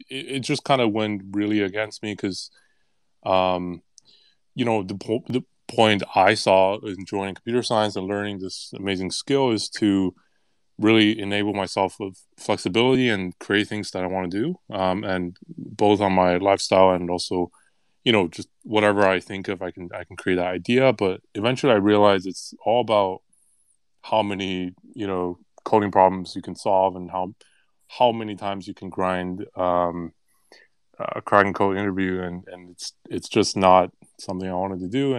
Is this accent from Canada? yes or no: yes; Canada; I'm Canadian